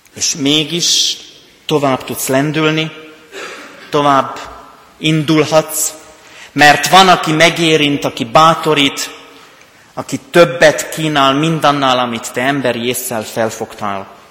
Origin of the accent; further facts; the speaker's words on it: Rimavská Sobota, Banská Bystrica Region, Slovakia; accent: Palóc; also born or lived in Pécs; now in Kecskemét, Hungary; Én onnan jövök. Ennek köszönhető a palóc tájszólásom, nyelvjárásom